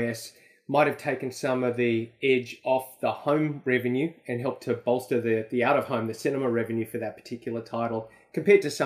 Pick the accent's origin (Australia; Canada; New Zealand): Australia; to be Australian